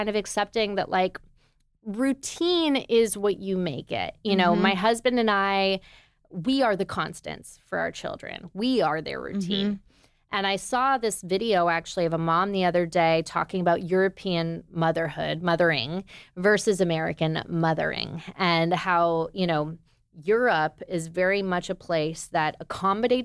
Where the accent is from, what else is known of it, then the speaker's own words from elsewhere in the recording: Toronto, Ontario, Canada; moved away as an adult; also born or lived in New York; now in Nashville, United States; I'm from Toronto. As we said, I'm Canadian